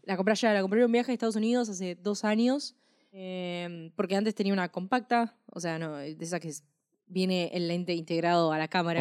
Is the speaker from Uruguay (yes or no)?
no; Argentina